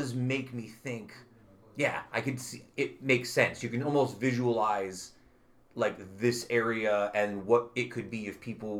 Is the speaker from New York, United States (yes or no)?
yes; Utica, New York, United States; I grew up on Ballantyne Bray. This was, you know, I lived in South Utica